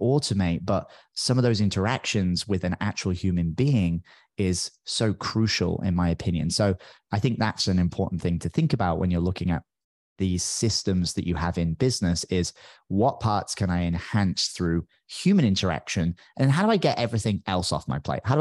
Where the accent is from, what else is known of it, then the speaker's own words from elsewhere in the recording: United Kingdom; accent: British; now in Tamarindo, Costa Rica; Although nowadays I don't even sound that British anymore. People make fun of me all the time because my British accent seems to disappear because I speak to so many Americans.